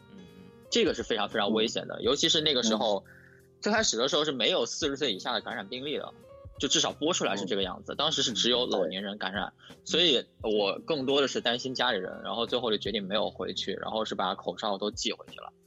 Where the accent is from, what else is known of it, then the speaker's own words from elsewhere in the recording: Wuhan, Hubei, China; now in Shanghai, China; 作为一个土生土长的武汉人